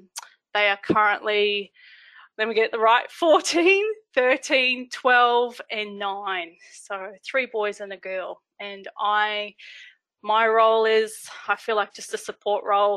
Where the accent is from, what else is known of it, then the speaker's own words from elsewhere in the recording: Logan, Queensland, Australia; moved away as an adult; also born or lived in Gold Coast / Bundaberg / Gympie / Charleville; now in Mungallala, Australia; I grew up in Logan in Brisbane